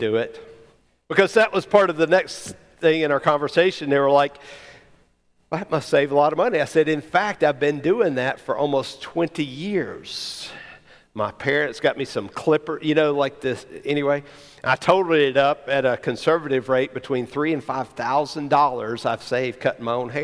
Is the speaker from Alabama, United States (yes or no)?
yes; Alabama, United States; growing up in Alabama, or maybe just in the family I grew up